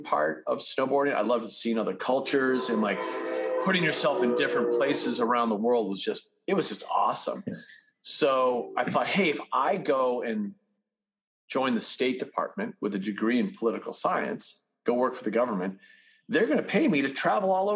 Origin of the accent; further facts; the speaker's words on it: Winchester, Massachusetts, United States; moved away as an adult; also born or lived in Utah; I was raised in suburban Massachusetts, a little town called Winchester